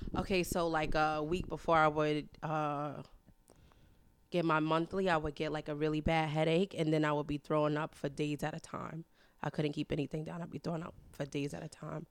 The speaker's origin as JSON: {"language": "English", "town": "New York City", "region": "New York", "country": "United States", "tie": "born or raised there", "said": "I was born and raised in Harlem, New York"}